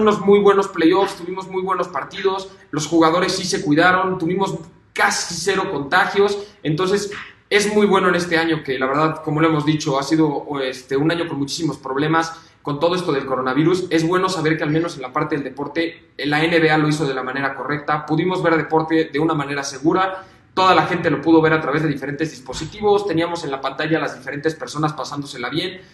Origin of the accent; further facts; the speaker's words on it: Mexico; como mexicanos pues nos llena de orgullo